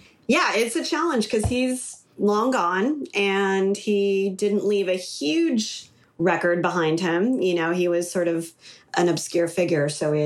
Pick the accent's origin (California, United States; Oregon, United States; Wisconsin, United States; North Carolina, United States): California, United States; Los Angeles; I grew up in LA. I'm third generation LA, very rare.